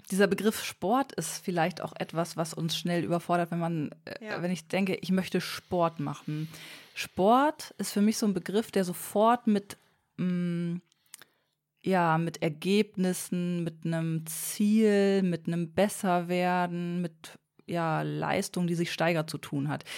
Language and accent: German; Bremen, Germany; bei uns in Bremen